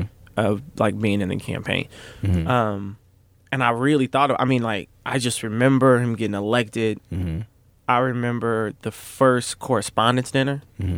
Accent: Kansas City, United States; I grew up in Kansas City.

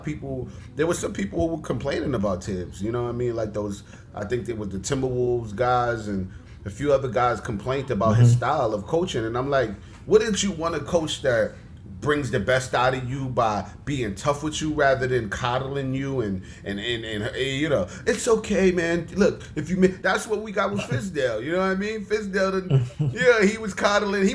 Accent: New York City, New York, United States; moved away as an adult; now in New Jersey, United States; born and bred in Brooklyn, you know, born and raised

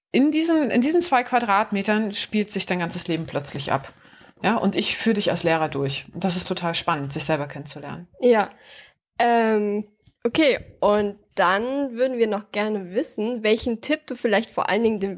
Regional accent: Wiesbaden, Hesse, Germany; Wiesbaden ist für mich meine Heimat.

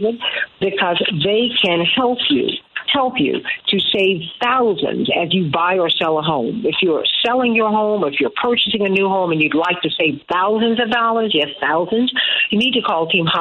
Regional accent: Chicago, Illinois, United States

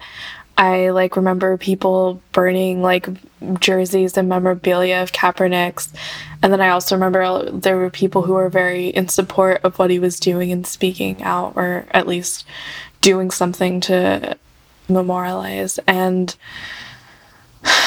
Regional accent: Fremont, California, United States; I'm from Fremont, California

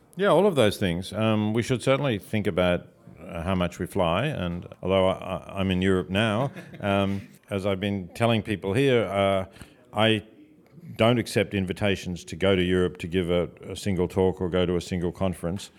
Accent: Australia; moved away as an adult; also born or lived in Oxford, England; now in United States; I'm an Australian, I'm not an American

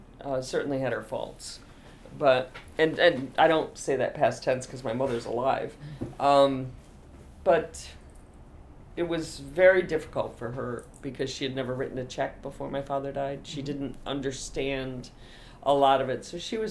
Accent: Boonville, New York, United States; also born or lived in Endicott, New York / Lyons Falls, New York / Syracuse, New York; I grew up in Boonville, New York.

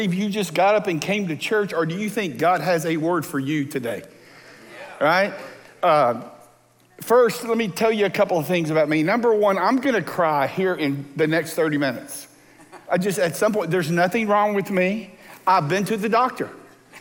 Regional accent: Texas Gulf Coast, United States; moved away; I grew up on the Texas Gulf Coast

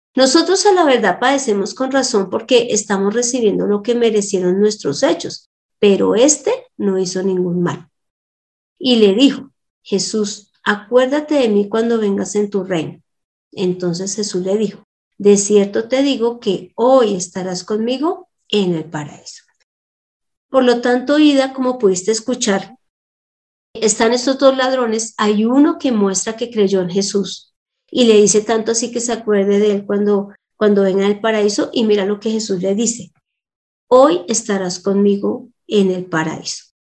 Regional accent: Colombia; Cuando nosotros nacimos en Colombia

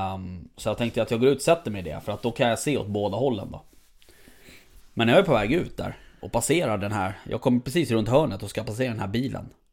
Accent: Stockholm, Stockholm County, Sweden; jag som stockholmare

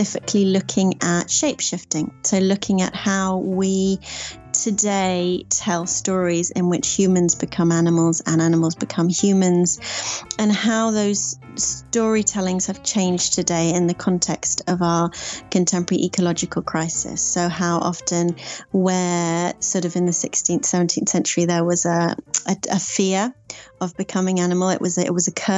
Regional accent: Sussex, South East England, United Kingdom; also born or lived in Scotland / Norfolk / Prague, Czech Republic; I am from Sussex. I'm a Sussex-based storyteller.

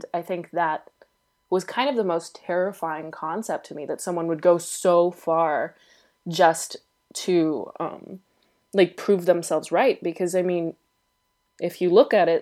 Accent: United States; I'm American

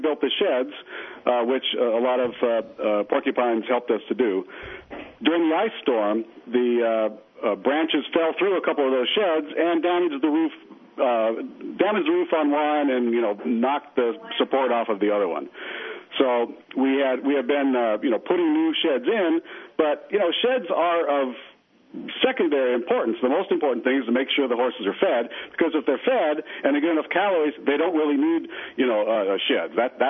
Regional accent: Colorado, United States; We're from Colorado, and you know, a lot of people don't know Colorado really doesn't have a lot of snow. Not down in the plains. We're in the desert

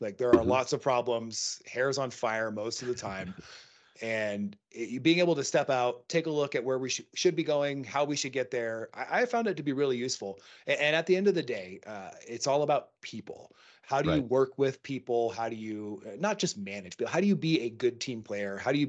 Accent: Seattle, Washington, United States; moved away as an adult; now in Montana, United States; I live in Montana. Yeah, I grew up in Seattle, moved out here to Montana just recently

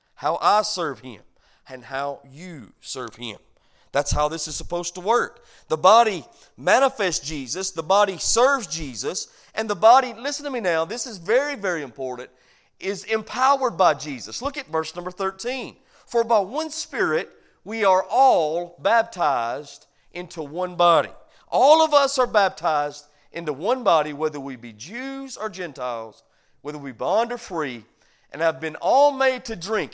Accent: United States; as an American

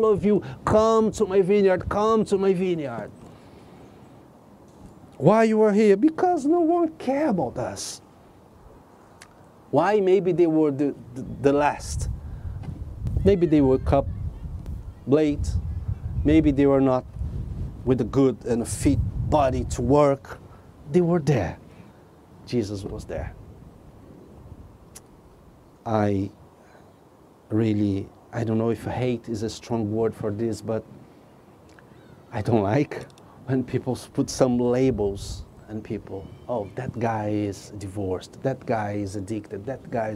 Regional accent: Brazil; now in England; I came from Brazil.

